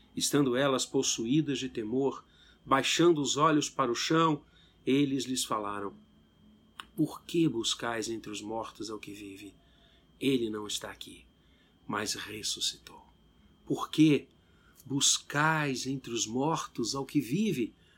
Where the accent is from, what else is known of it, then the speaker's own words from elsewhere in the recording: Brazil; nós apenas como brasileiros